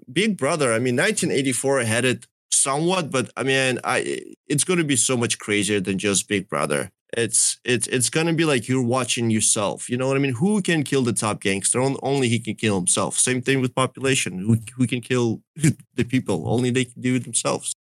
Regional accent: Donetsk, Donetsk Oblast, Ukraine; also born or lived in Russia; now in United States; my family is from Donetsk. That's really where I come from.

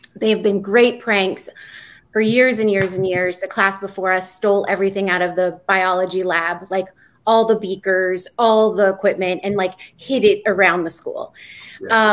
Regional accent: Williamsburg, Virginia, United States; I grew up in Williamsburg, Virginia.

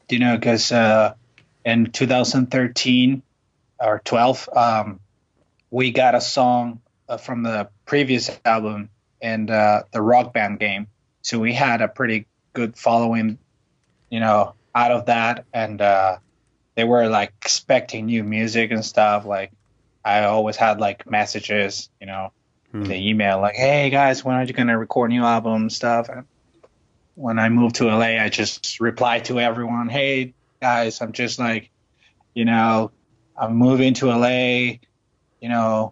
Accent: Venezuela; English is a second language; moved away as an adult; now in Los Angeles, United States; from Venezuela. I just moved here with my band

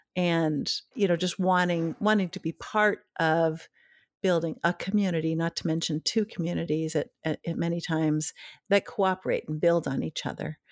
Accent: Duluth, Minnesota, United States; now in Maine, United States; growing up in Duluth, Minnesota

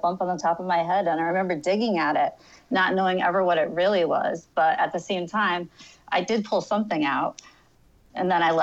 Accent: Connecticut, United States; I'm from Connecticut. I've lived here my whole entire life

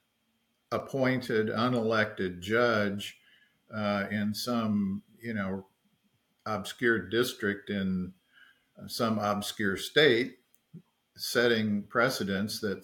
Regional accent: Florida, United States; my home state of Florida

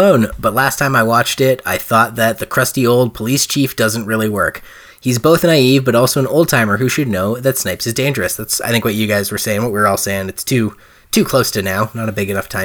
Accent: Spruce Grove, Alberta, Canada; There's a Taco Time in Spruce Grove where I grew up

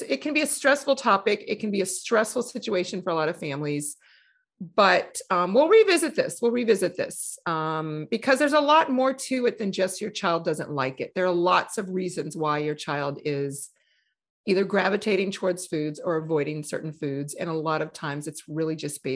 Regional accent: New Orleans, Louisiana, United States; I grew up in New Orleans.

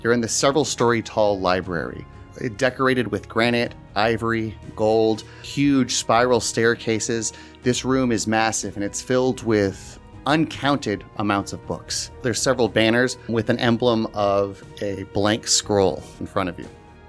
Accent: Australia; As an Australian, let me just say, New Zealand is number one.

